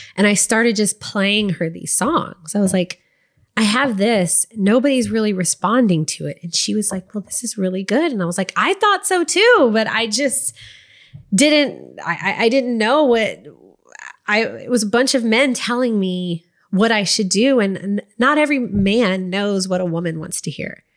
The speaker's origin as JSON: {"language": "English", "town": "Waco", "region": "Texas", "country": "United States", "tie": "born or raised there", "also_born_or_lived": "Dallas-Fort Worth area, Texas / Los Angeles / Nashville", "moved": "as an adult", "said": "grew up in Waco, Texas, and, like, the Dallas, Fort Worth area."}